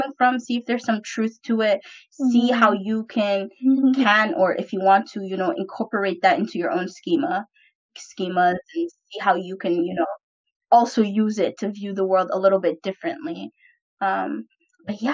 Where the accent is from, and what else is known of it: Vancouver, British Columbia, Canada; born or raised there